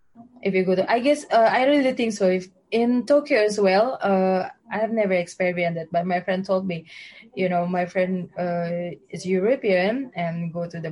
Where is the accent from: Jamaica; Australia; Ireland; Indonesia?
Indonesia; English is a second language; moved away as an adult; now in Japan; I'm from Indonesia.